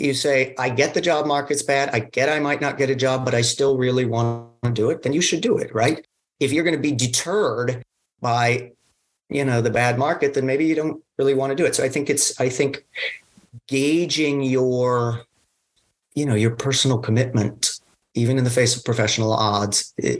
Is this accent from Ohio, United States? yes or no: no; Fairfax, Virginia, United States; also born or lived in Zurich; I'm from Fairfax originally.